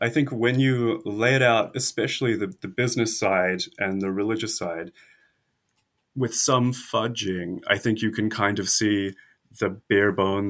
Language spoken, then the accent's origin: English; South Island, New Zealand; moved away as an adult; also born or lived in United States / North Island, New Zealand; I'm a native New Zealander who has spent much time in the United States